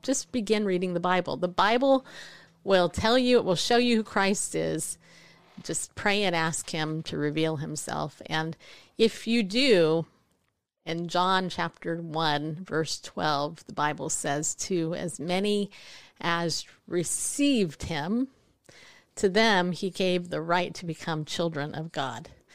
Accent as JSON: {"language": "English", "region": "California", "country": "United States", "tie": "born or raised there", "moved": "yes", "lives_now": "Tennessee, United States", "said": "I live in Tennessee. I remember when I first got here, 'cause I grew up in California"}